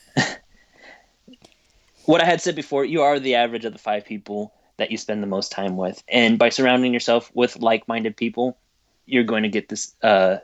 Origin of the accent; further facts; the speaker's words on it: Texas, United States; I am from Texas, I can use y'all.